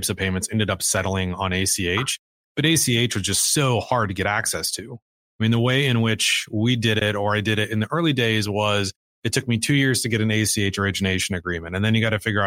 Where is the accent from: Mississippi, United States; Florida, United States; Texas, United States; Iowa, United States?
Iowa, United States; Cedar Falls; I grew up in Iowa. I grew up in Cedar Falls, which is a small town of about 35,000 people